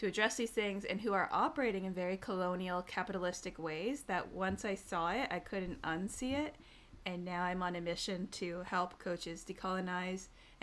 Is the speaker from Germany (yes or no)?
no; Tyendinaga Mohawk Territory, southern Ontario, Canada; born and raised in Tiendanega Mohawk Territory, which is a small First Nations reservation in southern Ontario